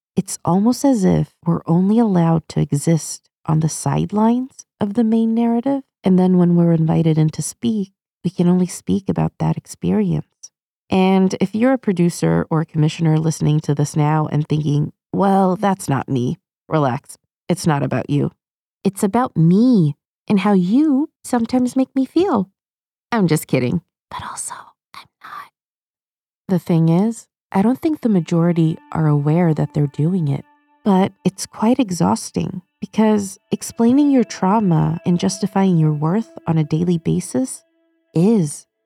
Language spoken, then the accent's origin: English; Sweden; moved away; And I grew up in Sweden.